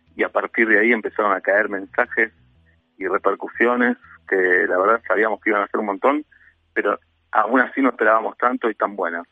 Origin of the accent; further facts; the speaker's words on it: Buenos Aires, Argentina; amo Buenos Aires y me gusta ser porteño